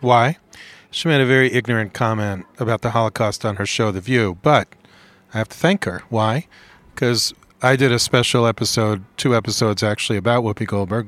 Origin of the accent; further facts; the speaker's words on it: United States; as an American